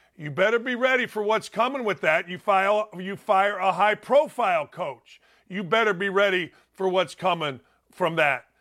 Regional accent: Gary, Indiana, United States; I grew up in Gary, Indiana, outside Chicago

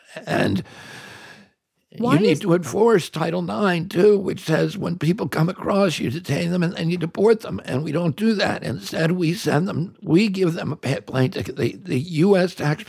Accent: United States; I'm just an American.

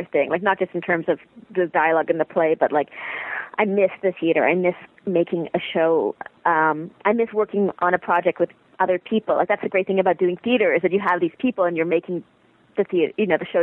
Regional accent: Toronto, Ontario, Canada; born or raised there; also born or lived in Montreal

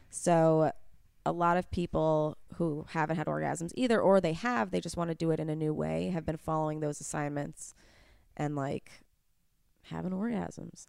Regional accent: New York, United States; I grew up in New York

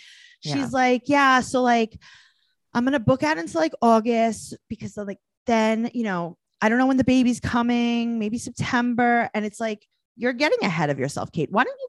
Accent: New York, United States; also born or lived in Los Angeles; we're from New York, but we're very LA.

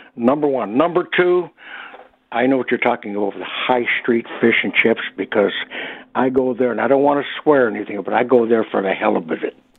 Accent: Detroit, Michigan, United States; now in Toronto, Canada; growing up in the Detroit area and watching, living there the year of the riot

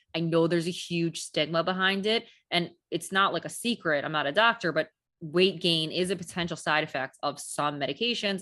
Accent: New York City, New York, United States; I'm a New Yorker

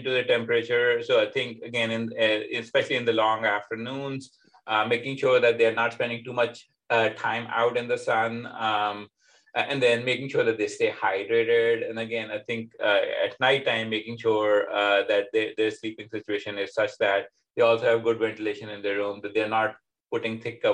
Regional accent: Pakistan; now in United States; growing up in Pakistan, where it tends to be significantly hotter than, for example, here in America, where I am

